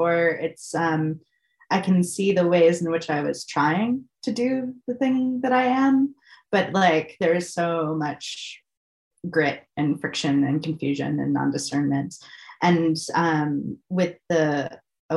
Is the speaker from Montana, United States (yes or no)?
no; Massachusetts, United States; moved away; I'm originally from Massachusetts